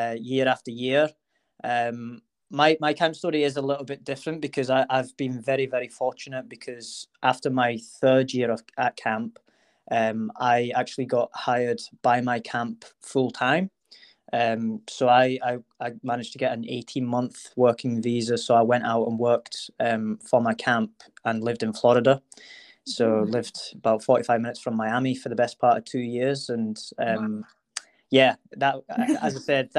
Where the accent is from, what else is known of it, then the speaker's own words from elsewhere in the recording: Edinburgh, Scotland, United Kingdom; I'm from Edinburgh, in Scotland